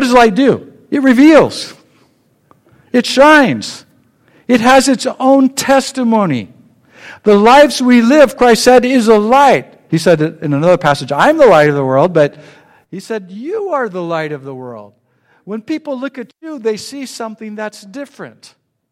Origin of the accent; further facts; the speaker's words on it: Sacramento, California, United States; I grew up in Sacramento